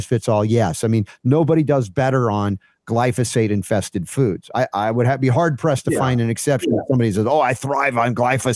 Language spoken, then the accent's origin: English; the South, United States; growing up in the South